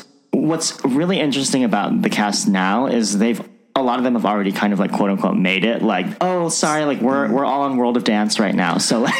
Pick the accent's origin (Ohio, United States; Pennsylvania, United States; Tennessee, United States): Ohio, United States; Because my parents were very religious growing up, you know, growing up in Ohio.